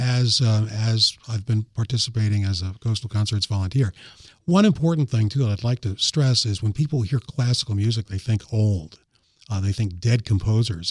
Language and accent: English; New York, United States; now in Sussex County, Delaware, United States; growing up in New York, I used to listen to the, uh, New York Philharmonic concerts